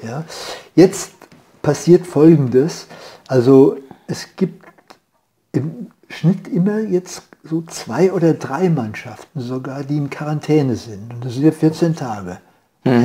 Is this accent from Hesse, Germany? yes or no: yes; Bad Nauheim, Hesse, Germany; moved away; in der Nähe von Frankfurt, Bad Nauheim.